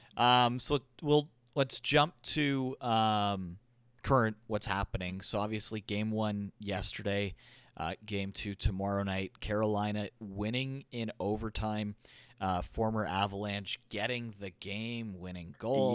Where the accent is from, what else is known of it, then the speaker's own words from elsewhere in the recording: Alberta, Canada; I was born in Alberta. I was born just a little bit west of Edmonton